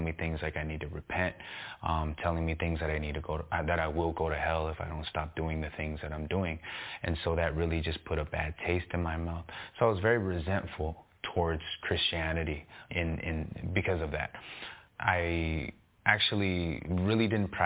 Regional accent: Los Angeles, California, United States; I grew up on the east side of L.A., San Gabriel Valley, Monterey Park, bordering East L.A.

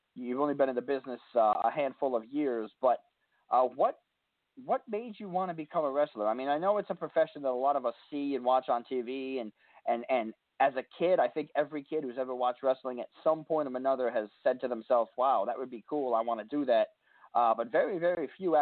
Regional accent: New York City, New York, United States; also born or lived in Albany area, New York; now in Albany, United States; I'm originally from Queens, but I'm up near the Albany area now, so I'm upstate a little bit more

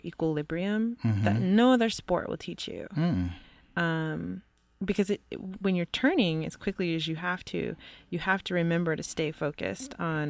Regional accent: Grand Rapids, Michigan, United States; also born or lived in Mesa, Arizona; Grand Rapids, Michigan. And my parents moved around quite a bit because my father was in the military.

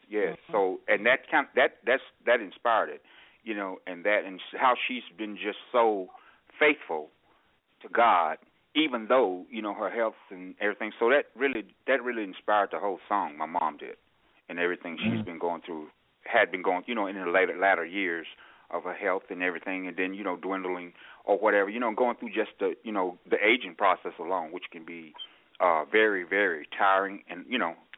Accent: Nashville, Tennessee, United States; also born or lived in Grenada, Mississippi; he moved us to Nashville when I was very, very small, about maybe five, six years old. So actually, you know, I grew up in Nashville.

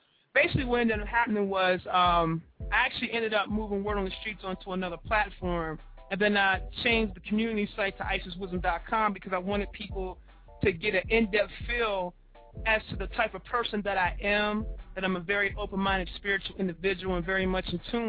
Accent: Baltimore, Maryland, United States; moved away as an adult; now in Atlanta, United States; I relocated from Baltimore, Maryland. That's originally where I'm from.

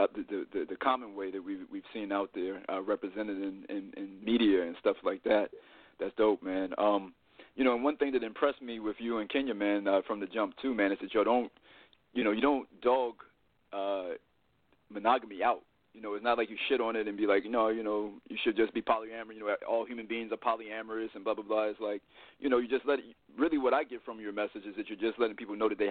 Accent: Richmond, Virginia, United States; moved away as an adult; now in Los Angeles, United States; I'm from Virginia. I grew up in the 804, Richmond, Virginia

